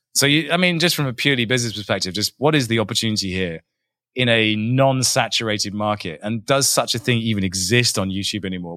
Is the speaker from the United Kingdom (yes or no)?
yes; England, United Kingdom; I'm English. There are no mountains in England